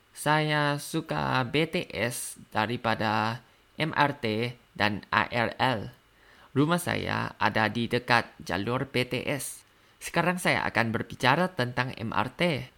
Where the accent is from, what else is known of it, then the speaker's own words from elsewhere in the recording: Thailand; Indonesian is a second language; dari Thailand